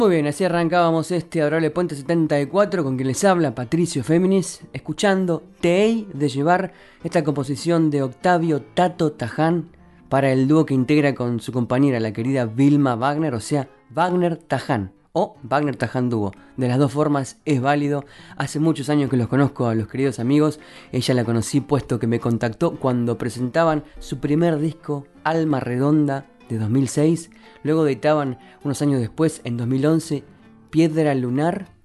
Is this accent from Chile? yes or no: no; La Plata, Buenos Aires Province, Argentina; platenses como yo, pero sí desde mi ciudad natal